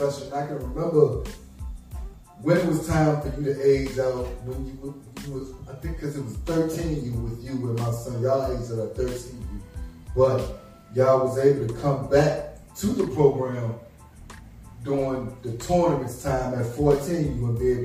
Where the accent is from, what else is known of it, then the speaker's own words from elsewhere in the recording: Essex, Virginia, United States; I'm from Essex